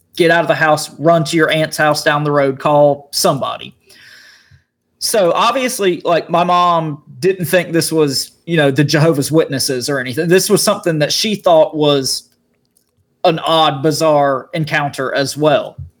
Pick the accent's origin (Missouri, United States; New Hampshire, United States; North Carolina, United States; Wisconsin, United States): North Carolina, United States; Eastern; I grew up in Eastern North Carolina, and I grew up, you know, right across the cri- uh, river, creek, whatever you want to call it, from a large military base. Camp Lejeune is the name of the base.